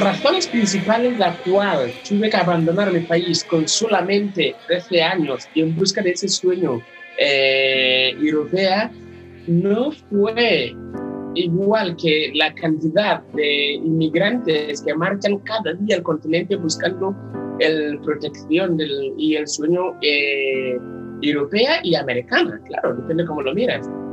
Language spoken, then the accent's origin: Spanish; Ghana; now in Barcelona, Spain; soy de Ghana, aunque actualmente vivo en Barcelona, ciudad, España